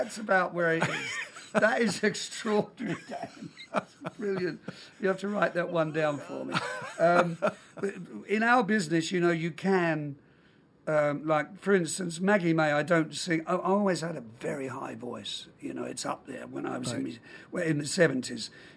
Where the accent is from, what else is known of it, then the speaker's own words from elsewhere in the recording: London, United Kingdom; I was born in London. I have a Scottish father